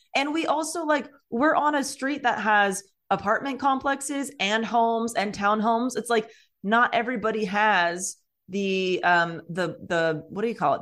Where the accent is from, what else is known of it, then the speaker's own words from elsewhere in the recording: California, United States; I grew up in California